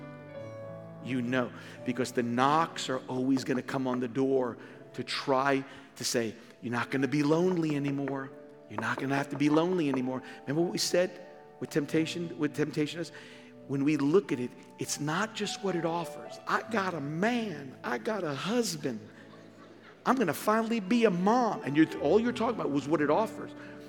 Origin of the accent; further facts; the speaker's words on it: New York, United States; Born and raised in New York